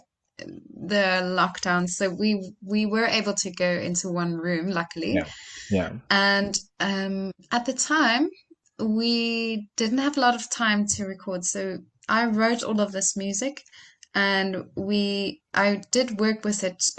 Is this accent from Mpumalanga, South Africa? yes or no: no; Franschhoek, Western Cape, South Africa; we recorded right here in my hometown in Franschhoek.